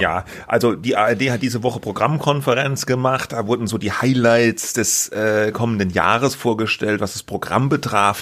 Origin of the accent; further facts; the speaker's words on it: Baden-Württemberg, Germany; accent: Badisch; ich muss an diesem badischen Dialekt arbeiten